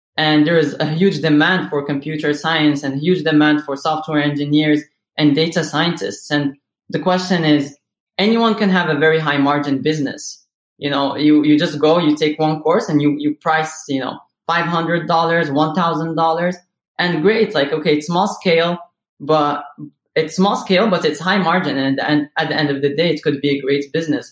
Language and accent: English; Morocco; moved away as an adult; now in United States; I was born and raised in Morocco